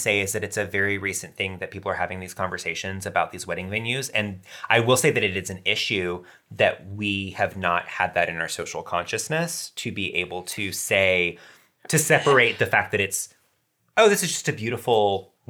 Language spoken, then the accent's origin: English; Macon, Georgia, United States; moved away as an adult; now in Atlanta, United States; my hometown in Macon, Georgia